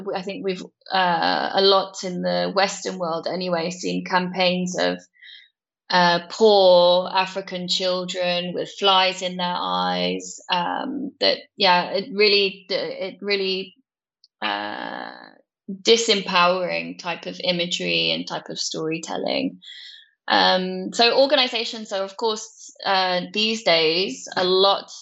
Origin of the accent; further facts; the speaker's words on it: Cornwall, South West England, United Kingdom; moved away as an adult; also born or lived in London / Netherlands; I grew up in a place called Cornwall in the UK